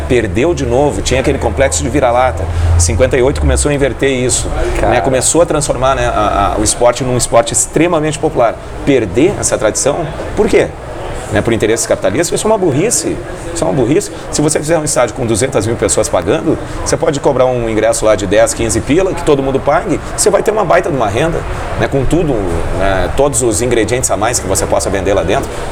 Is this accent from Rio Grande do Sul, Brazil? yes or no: yes; Porto Alegre, Rio Grande do Sul, Brazil; moved away as an adult; now in Foz do Iguaçu, Brazil; Eu morei muitos anos em Porto Alegre né? e nasci em Porto Alegre